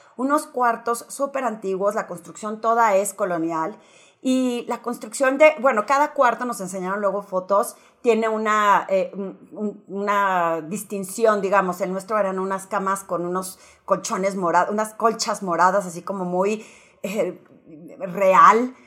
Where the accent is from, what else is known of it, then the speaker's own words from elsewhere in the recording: Torreón, Coahuila, Mexico; moved away as an adult; originalmente soy de Torreón y que mi mamá vive allá